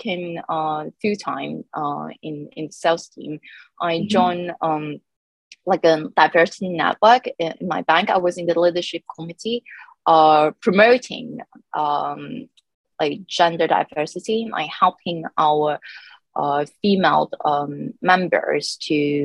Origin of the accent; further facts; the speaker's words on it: Hong Kong; moved away as an adult; also born or lived in London; I am born and raised in Hong Kong